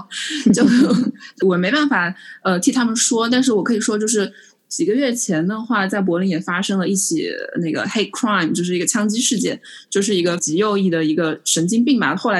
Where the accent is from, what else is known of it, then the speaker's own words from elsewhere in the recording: Changsha, Hunan, China; 对，我就想说，那我还犯得着跟你说我是长沙人吗？我还要花那么多的心思去解释？